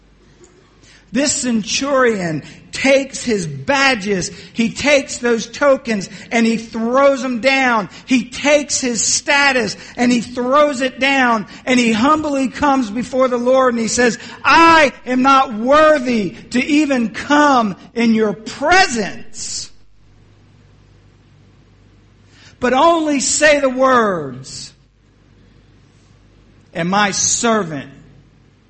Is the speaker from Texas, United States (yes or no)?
no; Atlantic City, New Jersey, United States; moved away; also born or lived in Philadelphia, Pennsylvania / North Carolina; I was born in South Philly. And at the age of 2, my mother and my aunt started opening up restaurants in Atlantic City, New Jersey. We went there. That's where I grew up